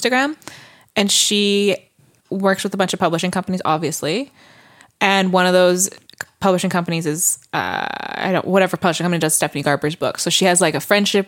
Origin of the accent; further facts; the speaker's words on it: Canada; I'm Canadian.